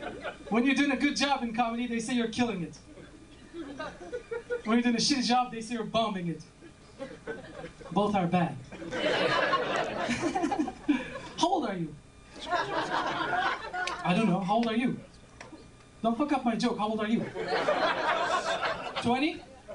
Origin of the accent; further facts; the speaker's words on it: Alameda, California, United States; No, I'm from the Middle East. Bay Area. From the island of Alhameda.